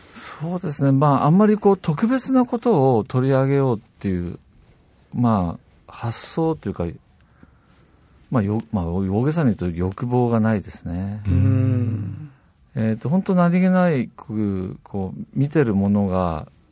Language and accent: Japanese; Kitakyushu, Fukuoka, Japan; 私北九州出身なんですけども。